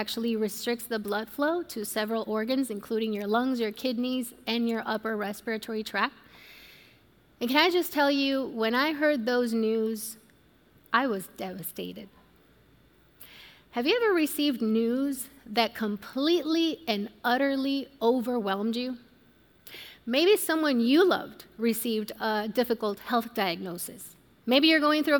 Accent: Puerto Rico; I was born and raised in Puerto Rico

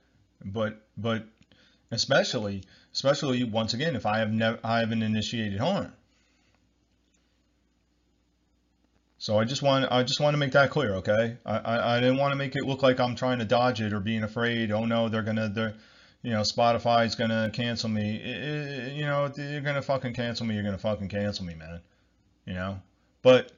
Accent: New Jersey, United States; I'm from New Jersey, United States

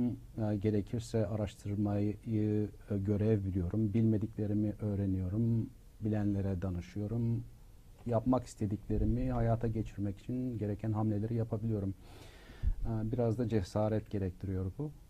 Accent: Turkey; moved away; hayır ben hala kendimi e, bir Türk olarak düşünürüm. E, Türkiye'yi temsil ettiğim düşüncesindeyimdir. Çünkü herkes benim Türk olduğumu biliyor.

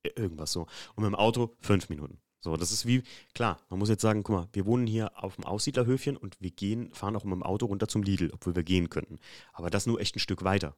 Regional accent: Germany

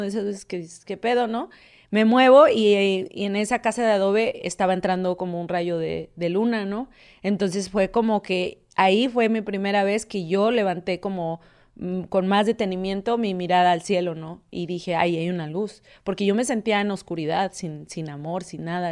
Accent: Monterrey, Nuevo León, Mexico; soy originaria de Monterrey

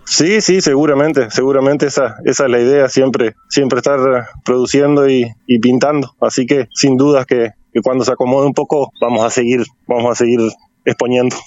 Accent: San Salvador, Entre Ríos, Argentina; also born or lived in Gualeguaychú; soy oriundo de San Salvador

